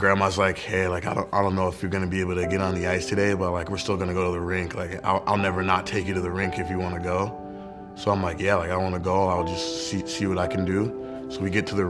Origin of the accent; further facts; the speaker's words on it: Jacksonville, Florida, United States; I'm from Jacksonville, Florida